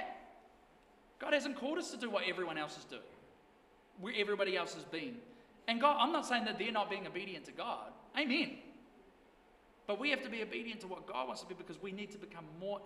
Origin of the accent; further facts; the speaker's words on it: Blenheim, Marlborough, New Zealand; moved away; also born or lived in Invercargill; growing up in Blenheim